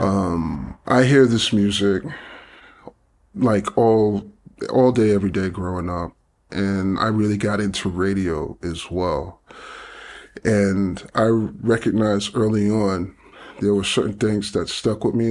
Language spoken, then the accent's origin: English; New York City, New York, United States; I grew up in Flatbush, Brooklyn, uh, in the seventies.